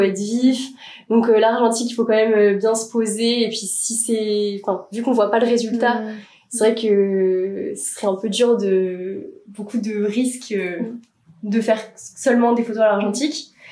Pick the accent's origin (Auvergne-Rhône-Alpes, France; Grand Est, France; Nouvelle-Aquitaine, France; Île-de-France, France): Nouvelle-Aquitaine, France; Bordeaux; moved away as an adult; now in Paris, France; je viens de Bordeaux